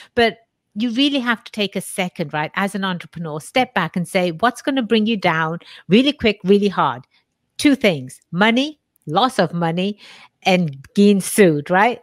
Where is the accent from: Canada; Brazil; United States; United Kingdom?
United Kingdom; England; moved away; I was born and raised in England